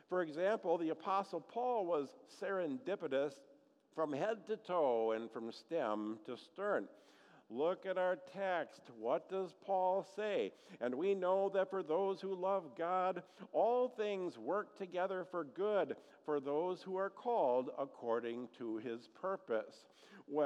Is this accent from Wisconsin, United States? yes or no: yes; Eagle River, Wisconsin, United States; growing up in Eagle River, Wisconsin